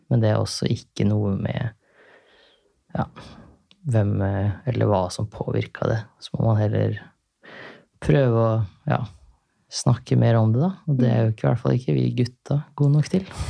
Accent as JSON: {"language": "Norwegian", "town": "Larvik", "region": "Vestfold", "country": "Norway", "tie": "born or raised there", "said": "hjemme i Larvik"}